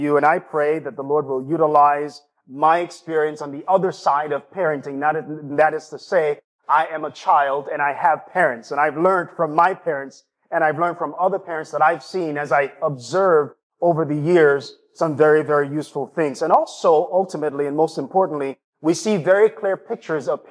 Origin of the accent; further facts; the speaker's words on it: Jamaica; also born or lived in East Lansing, Michigan; now in Lansing, United States; my hometown and my homeland, Jamaica.